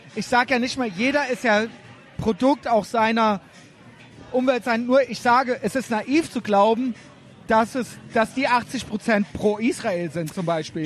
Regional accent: Cologne, North Rhine-Westphalia, Germany; als Kölner

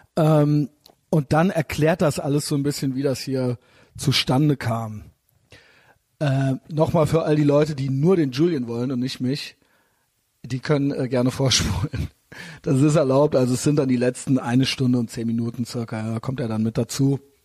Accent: Cologne, North Rhine-Westphalia, Germany; ich bin ja aus Köln

